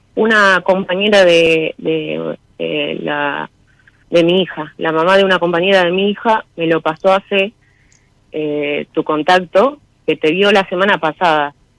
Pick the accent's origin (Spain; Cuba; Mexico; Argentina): Argentina; Mar del Plata, Buenos Aires Province; Sí, nací acá.